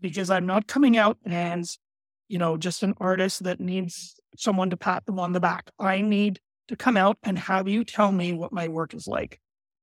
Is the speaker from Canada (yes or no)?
yes; Canada; also born or lived in Alberta, Canada; I'm Canadian